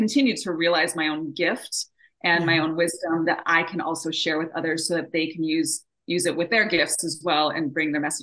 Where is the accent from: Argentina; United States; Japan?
Japan; moved away; I was born and raised over in Japan, and I'm half Japanese, half American. And so I was born and raised in a bicultural home.